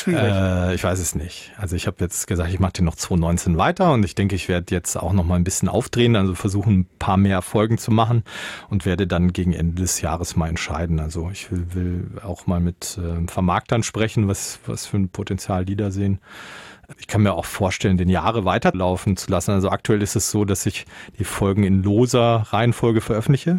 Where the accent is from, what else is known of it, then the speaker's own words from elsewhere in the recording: Münsterland, North Rhine-Westphalia, Germany; moved away as an adult; also born or lived in Berlin / Soest; Ich komme aus Münsterland